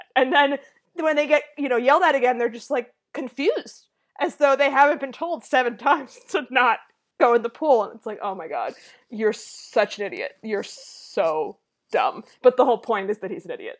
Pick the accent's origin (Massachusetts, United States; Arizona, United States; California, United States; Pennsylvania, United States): Massachusetts, United States; I grew up in Massachusetts in a rich wasp family with parents who played golf